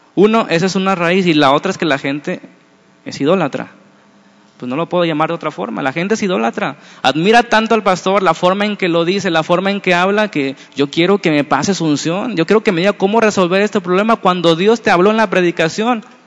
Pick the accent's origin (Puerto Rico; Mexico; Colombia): Mexico; como somos los mexicanos